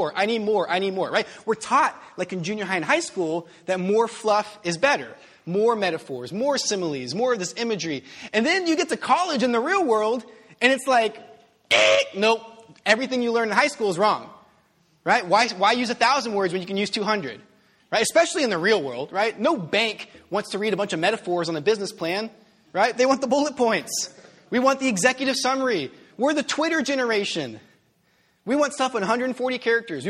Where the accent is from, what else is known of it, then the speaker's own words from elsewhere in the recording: United States; I'm an American.